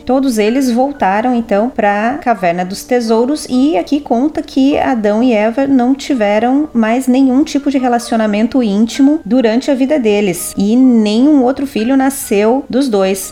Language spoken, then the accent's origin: Portuguese; Brazil; sou brasileira